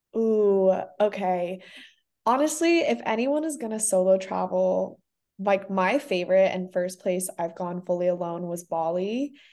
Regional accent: Singapore; also born or lived in South Africa; now in Santa Barbara, United States; personally growing up in Singapore

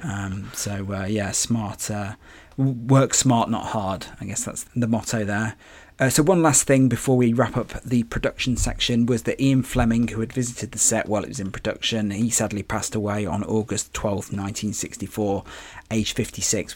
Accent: England, United Kingdom; as an English person

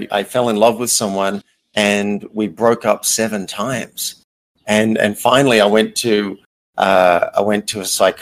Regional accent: Australia; moved away as an adult; also born or lived in New York; I grew up in Australia in a fairly small country-ish town.

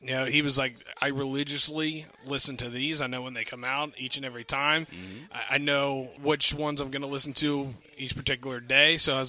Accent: Pennsylvania, United States; I come from Pennsylvania.

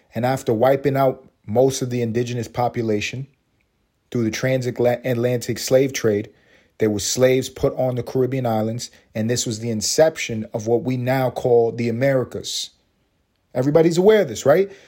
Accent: New York City, New York, United States; I am from Harlem.

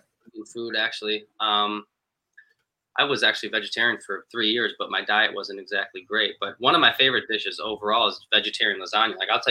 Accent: Wisconsin, United States; I'm from Wisconsin

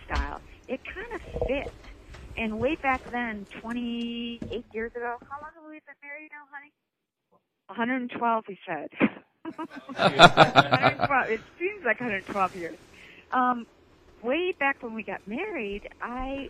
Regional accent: Michigan, United States; Born and raised in Michigan

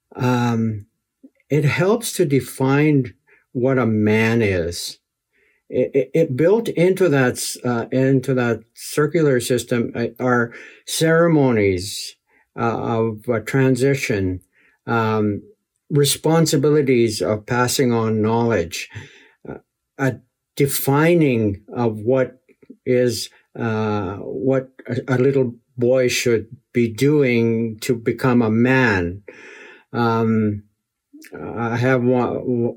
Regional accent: Muskeg Lake, Saskatchewan, Canada; also born or lived in Ottawa; We moved from Onion Lake to Muskeg, my home community

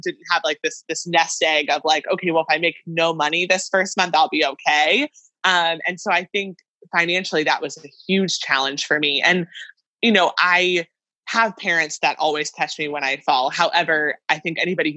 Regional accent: near State College, Pennsylvania, United States; moved away as an adult; also born or lived in Maryland; State College, Pennsylvania, which is close to my hometown

